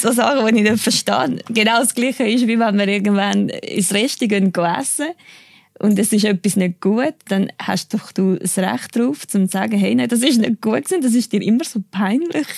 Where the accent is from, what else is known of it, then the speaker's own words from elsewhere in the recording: Cuba; Ich bin in Kuba geboren, bin auch dort aufgewachsen, ja, als Einzelkind